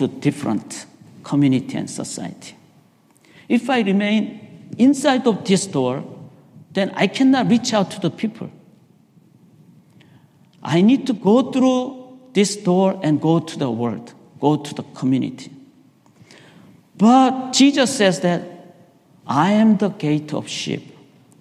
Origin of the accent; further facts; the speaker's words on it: South Korea; moved away; I was raised in Korea.